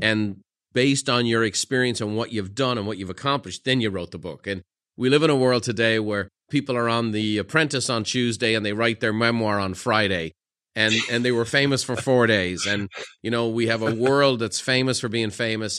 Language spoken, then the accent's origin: English; Ireland; me being Irish